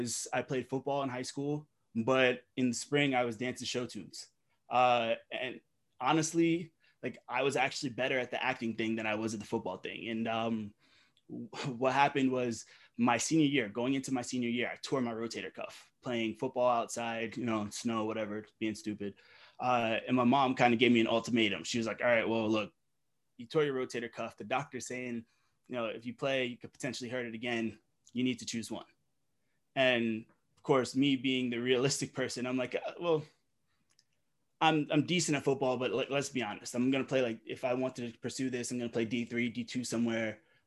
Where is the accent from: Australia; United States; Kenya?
United States; Delaware; also born or lived in Brooklyn, New York; I was born in Brooklyn, of course, not in the best neighborhoods, but of course, my mom being a single mom, she just did what she had to do to try and get us out. And you know, she just moved us to Delaware, just her